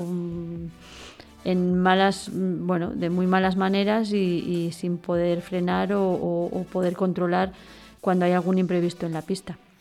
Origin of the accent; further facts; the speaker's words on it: Val d'Aran, Catalonia, Spain; los que somos de aquí del Valle